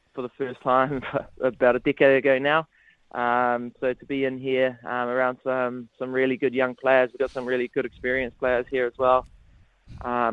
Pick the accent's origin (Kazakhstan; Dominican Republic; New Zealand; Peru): New Zealand; Porirua, Wellington; we are from Porirua